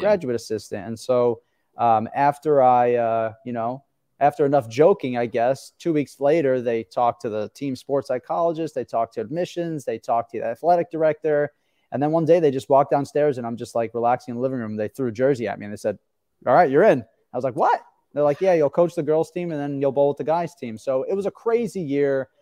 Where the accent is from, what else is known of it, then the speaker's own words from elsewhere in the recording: Long Island, New York, United States; I grew up on Long Island